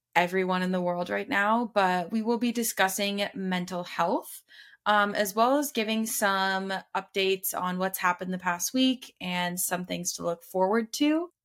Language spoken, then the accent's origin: English; Tucson, Arizona, United States